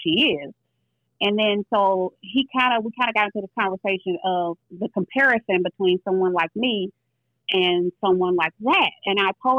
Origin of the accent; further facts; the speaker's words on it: St. Louis, Missouri, United States; I'm from St. Louis